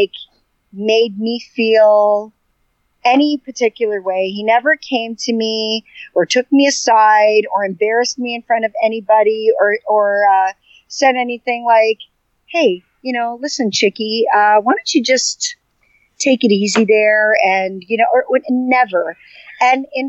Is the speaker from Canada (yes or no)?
yes; Canada; growing up in Canada, I had all first cousins were all boys